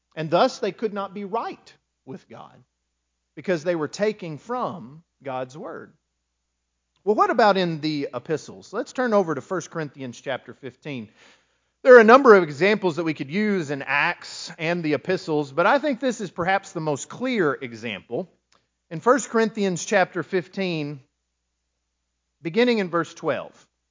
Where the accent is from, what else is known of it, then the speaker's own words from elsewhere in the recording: West Texas, United States; moved away as an adult; I grew up in West Texas, as you know, and there was nothing to do after about dark.